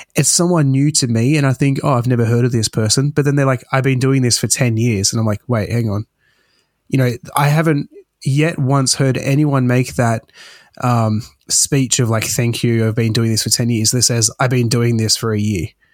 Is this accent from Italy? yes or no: no; Australia; born or raised there